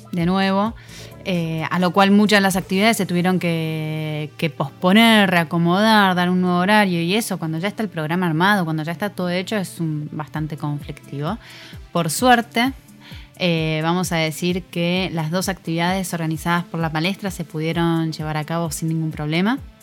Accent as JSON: {"language": "Spanish", "country": "Argentina", "said": "Somos argentinos"}